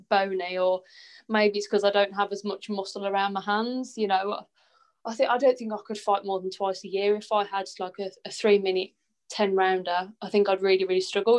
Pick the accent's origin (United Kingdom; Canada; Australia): United Kingdom; Walsall, West Midlands; from Warsaw